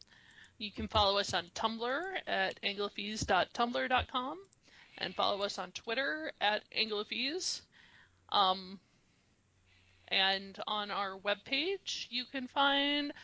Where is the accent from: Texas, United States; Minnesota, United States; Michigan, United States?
Minnesota, United States; accent: flat Midwest; flat Midwest. Little Minnesota